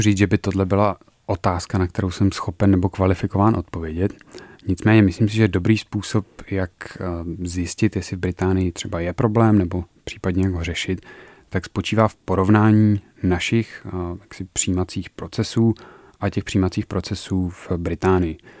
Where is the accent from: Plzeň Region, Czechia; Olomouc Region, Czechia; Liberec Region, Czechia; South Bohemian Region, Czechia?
Liberec Region, Czechia; Turnov; Já jsem studoval na gymnáziu v Turnově